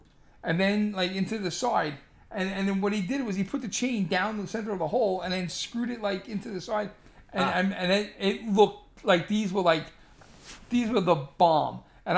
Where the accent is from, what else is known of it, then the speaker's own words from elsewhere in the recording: New York City, New York, United States; also born or lived in Staten Island; I'm from Brooklyn